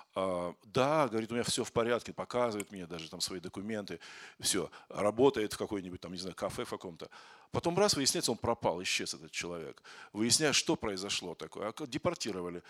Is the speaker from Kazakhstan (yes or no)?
yes; Kazakhstan; moved away as an adult; now in Moscow, Russia; Я из Казахстана, но я в Москве живу 28, 20, 25 или 27 лет